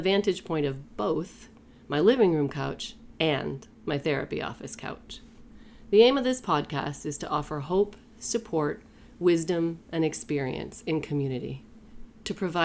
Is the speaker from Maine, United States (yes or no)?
yes; Maine, United States; moved away; Born and raised in Mainer. Us Mainers have a tight bond. I haven't lived there in many years